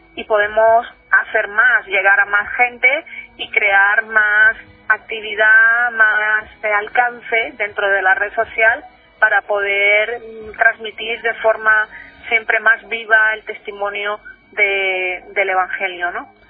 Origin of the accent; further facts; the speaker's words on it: Nicaragua; now in Spain; yo soy de Nicaragua y estudié en un colegio